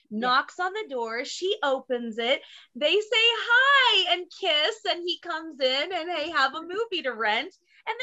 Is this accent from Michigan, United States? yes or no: no; Texas, United States; we're both from Texas